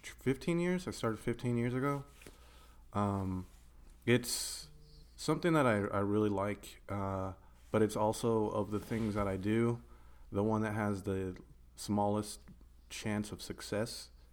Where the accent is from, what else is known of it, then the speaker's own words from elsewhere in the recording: Tucson, Arizona, United States; Growing up in Tucson, we had just enough to get stuff, like resources to do things, and not enough distractions to keep you from them.